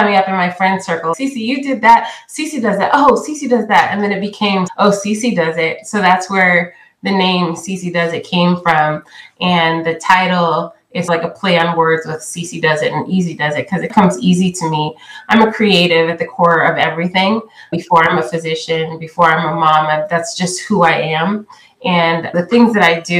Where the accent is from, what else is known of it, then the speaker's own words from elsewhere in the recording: California, United States; I grew up in California because that's where my father relocated after college